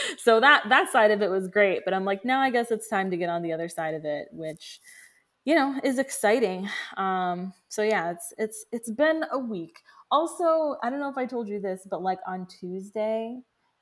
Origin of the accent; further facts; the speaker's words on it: Orlando, Florida, United States; my hometown